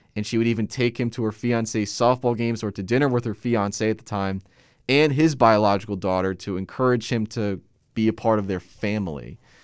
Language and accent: English; Middletown, New Jersey, United States; I live in a specific section of Middletown, New Jersey called Lincroft